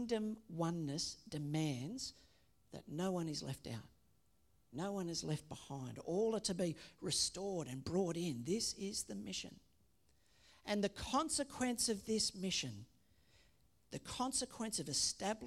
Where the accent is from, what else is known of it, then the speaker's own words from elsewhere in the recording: Australia; we say that we are Australian. That by citizenship, that we are associated with this country